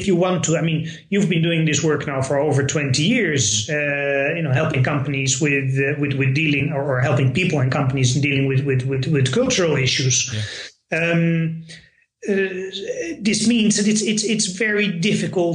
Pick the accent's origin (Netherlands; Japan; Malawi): Netherlands; first language Dutch; English is a second language; moved away as an adult; now in Moscow, Russia; I'm from the Netherlands